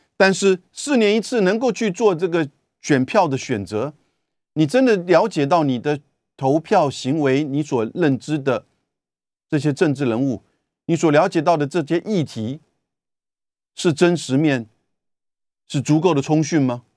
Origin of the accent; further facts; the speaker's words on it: Taiwan; 我们台湾人很无奈的